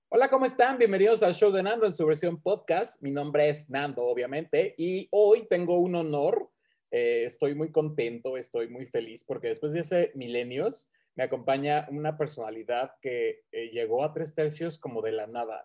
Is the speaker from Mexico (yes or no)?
yes; Mexico; aquí en mi pueblo Tierra Caliente